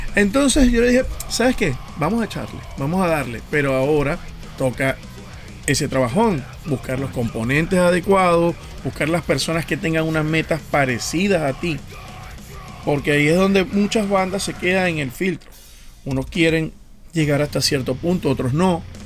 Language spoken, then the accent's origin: Spanish; Venezuela; moved away as an adult; now in Montreal, Canada; cuando me fui de Venezuela